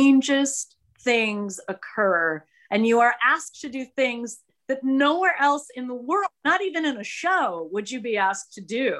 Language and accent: English; Detroit, Michigan, United States; moved away as an adult; now in New York City, United States; I had come from Detroit, which was my hometown